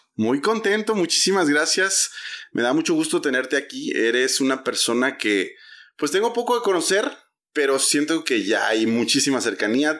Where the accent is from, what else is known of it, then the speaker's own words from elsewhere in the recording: Oaxaca, Mexico; moved away as an adult; also born or lived in Mexico City; now in Guadalajara, Mexico; yo nací en Ciudad de México y crecí en Oaxaca